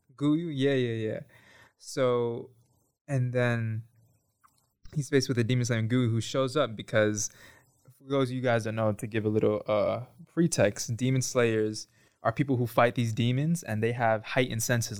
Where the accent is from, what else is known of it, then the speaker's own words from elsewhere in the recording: New York City, New York, United States; I'm from New York, from Bronx, New York specifically